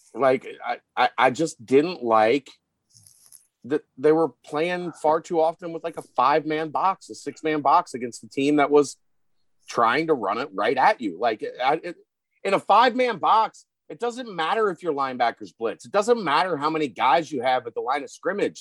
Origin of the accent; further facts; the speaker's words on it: Northern Kentucky, United States; also born or lived in Cincinnati, Ohio; I was from Northern Kentucky at the time, so it would have been like 606.